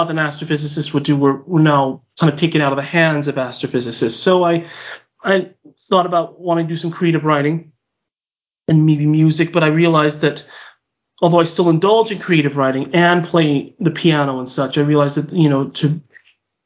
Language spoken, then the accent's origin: English; Whittier, California, United States; moved away as an adult; now in Utah, United States; I'm from Southern California. City called Whittier, which is East Los Angeles. I grew up there and I lived there